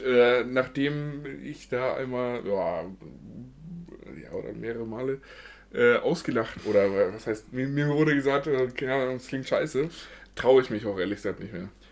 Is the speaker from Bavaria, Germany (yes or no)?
yes; Munich, Bavaria, Germany; bin ich nun mal geboren in München und wohne hier seit äh, Anfang an.